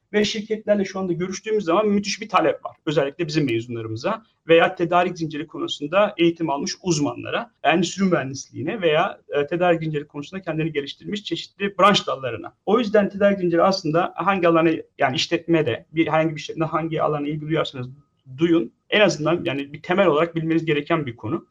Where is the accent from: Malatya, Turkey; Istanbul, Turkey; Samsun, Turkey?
Samsun, Turkey; moved away as an adult; also born or lived in Ankara, Turkey / Pittsburgh, United States / Boston, United States; now in Lincoln, United States; aslen Samsunluyum. Samsun'da doğdum büyüdüm